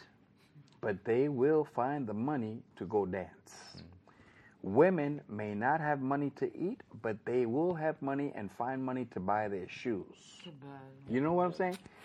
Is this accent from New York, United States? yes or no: yes; New York City, New York, United States; also born or lived in Bronx, New York; the Bronx, which is where I live now, although I was born and raised in Manhattan, Spanish Harlem